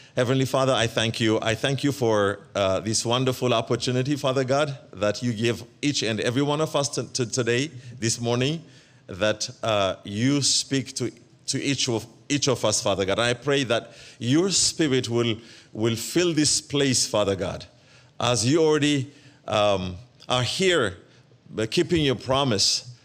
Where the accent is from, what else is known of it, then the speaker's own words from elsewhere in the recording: Ethiopia; moved away; also born or lived in Eritrea; I am originally from Eritrea, but I was born and raised up in Ethiopia.